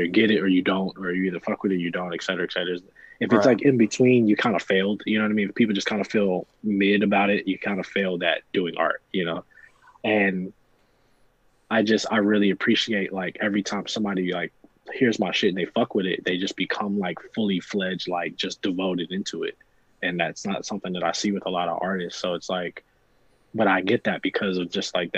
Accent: New Jersey, United States; also born or lived in Ohio; I'm from Jersey.

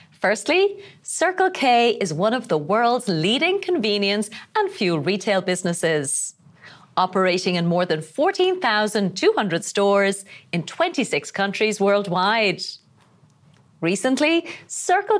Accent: Ireland; I'm from Ireland

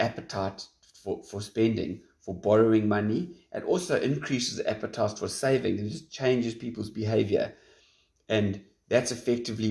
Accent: South Africa; as a South African

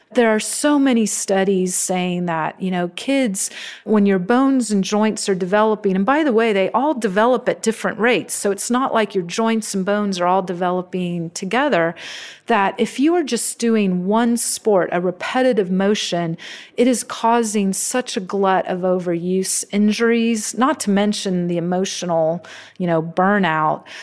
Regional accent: Santa Clara, California, United States; I grew up in Santa Clara in the seventies

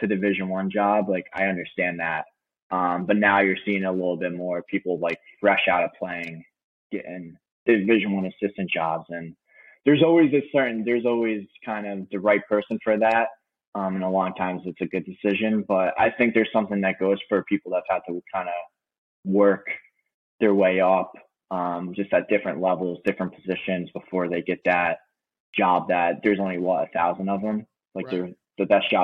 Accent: New York, United States; I'm from New York

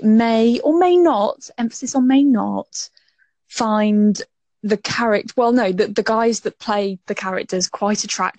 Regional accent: England, United Kingdom; as an English person

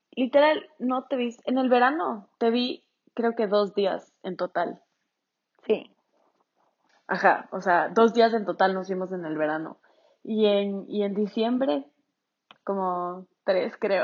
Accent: Ecuador; nosotras somos de Ecuador.

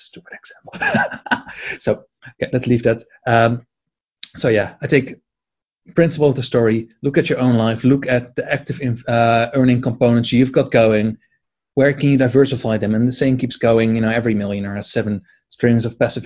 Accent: Edinburgh, Scotland, United Kingdom; here in my hometown, Edinburgh

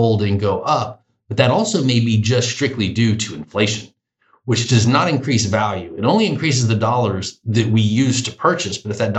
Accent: the South, United States; Now, being Southerner, that's what we call pencil whipping.

